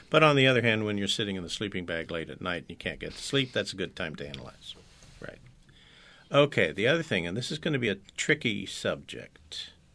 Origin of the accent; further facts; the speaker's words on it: San Francisco Bay Area, California, United States; I'm from the San Francisco Bay Area, born and raised too